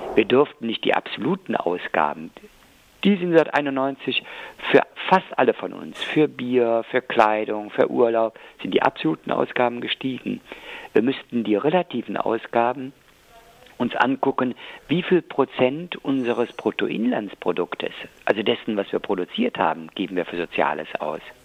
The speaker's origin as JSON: {"language": "German", "town": "Cologne", "region": "North Rhine-Westphalia", "country": "Germany", "said": "als Kölner"}